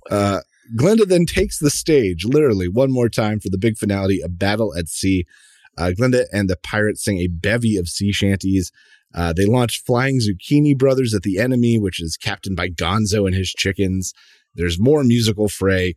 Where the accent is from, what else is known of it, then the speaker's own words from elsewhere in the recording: United States; As an American